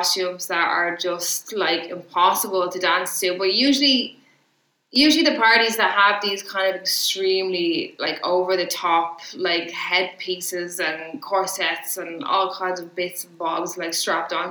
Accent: Ireland; I'm Irish

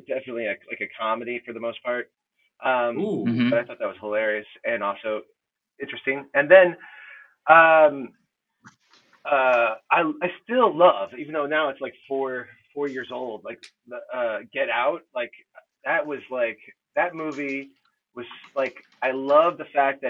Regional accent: United States; I'm American

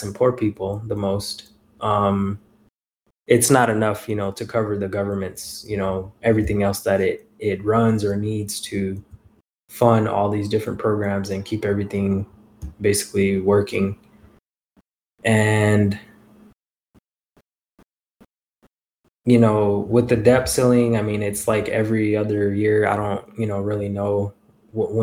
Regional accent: United States; raised in the United States

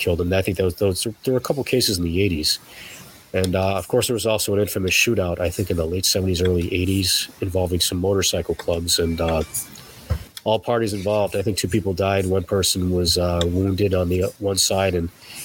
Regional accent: West Hartford, Connecticut, United States; I grew up in West Hartford

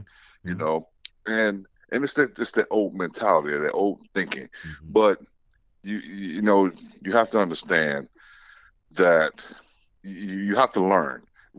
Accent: the South, United States; growing up in the South, man, I've had to deal with it.

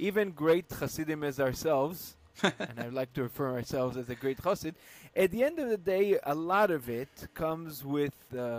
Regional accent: Istanbul, Turkey; from Istanbul, Turkey.

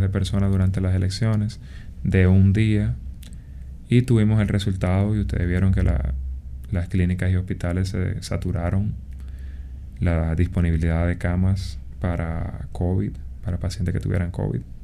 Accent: Dominican Republic; en un país como República Dominicana, que somos un país en vía de desarrollo

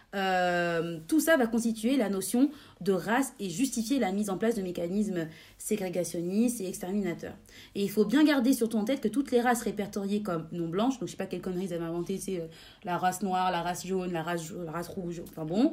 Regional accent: France; chez nous, en France

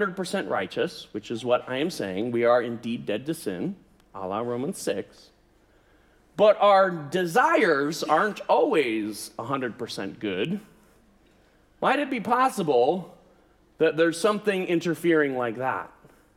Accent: United States; I'm an American

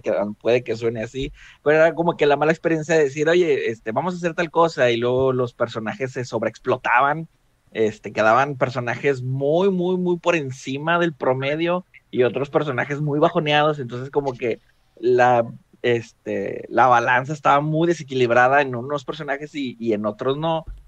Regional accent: Mexico; tengo 29 años. Soy de México.

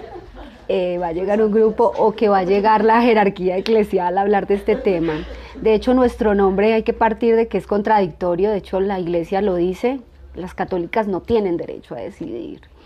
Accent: Colombia; nosotras somos colombianas

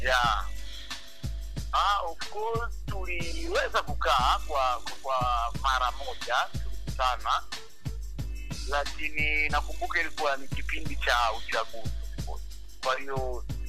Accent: Mwanza, Tanzania; moved away; also born or lived in Dar es Salaam; nimezaliwa Bigando, Mwanza, nilisukuma kabisa kama tena ni msukuma kabisa

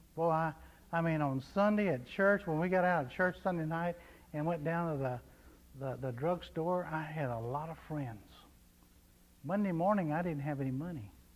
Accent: Texas, United States; I was from Texas

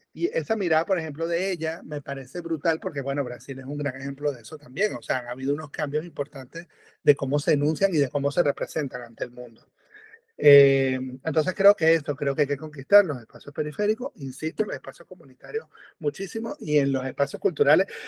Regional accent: Venezuela; moved away as an adult; also born or lived in Europe; yo nací en Venezuela. Que nací, crecí en Venezuela. mitad de mi vida fue Venezuela

